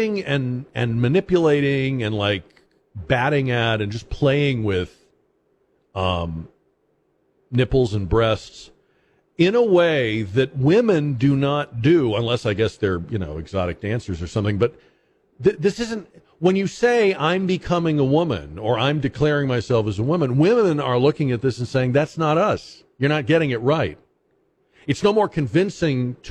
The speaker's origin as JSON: {"language": "English", "region": "Massachusetts", "country": "United States", "tie": "born or raised there", "moved": "as an adult", "said": "I'm from Massachusetts."}